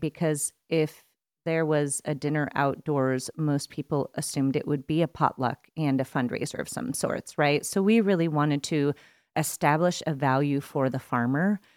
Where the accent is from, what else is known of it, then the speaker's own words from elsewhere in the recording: East Coast, United States; moved away as an adult; I grew up on the East Coast